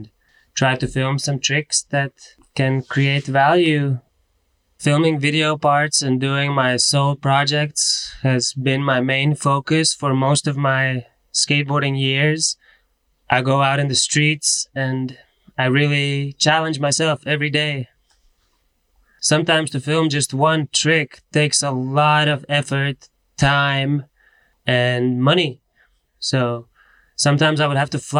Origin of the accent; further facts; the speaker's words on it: Latvia; I am from Latvia